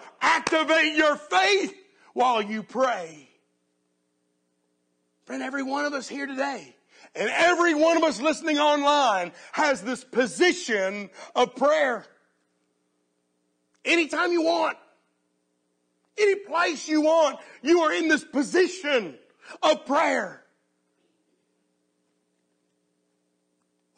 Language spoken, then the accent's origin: English; United States; as American Christians